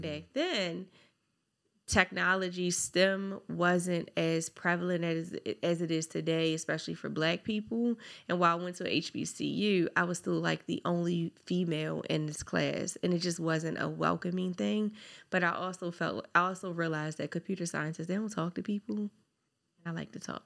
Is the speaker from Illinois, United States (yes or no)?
no; Baltimore, Maryland, United States; I grew up from Park Heights to Gilmore Projects